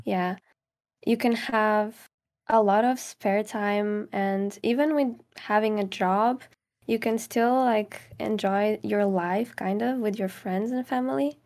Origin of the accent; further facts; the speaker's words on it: Caldas da Rainha, Leiria District, Portugal; English is a second language; moved away as an adult; now in England, United Kingdom; I'm from Caldas da Rainha, which is like a, small city, kind of.